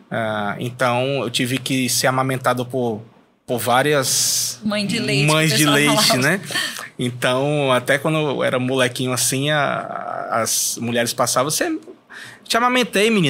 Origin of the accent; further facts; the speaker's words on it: Fortaleza, Ceará, Brazil; Eu sou de Fortaleza, Cearazão.